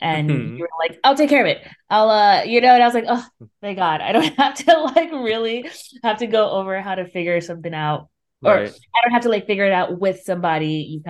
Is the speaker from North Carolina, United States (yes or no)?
no; Los Angeles, California, United States; I grew up in South LA, South Los Angeles, which is a, you know, it's kind of like a rough neighborhood, and there's very limited recreational opportunities and programs for kids.